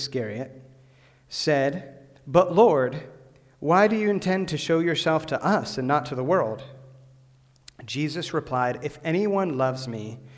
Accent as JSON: {"language": "English", "region": "Western Pennsylvania", "country": "United States", "tie": "born or raised there", "said": "I grew up in Western Pennsylvania, about 40 minutes from Pittsburgh, about 10 minutes from St. Vincent College"}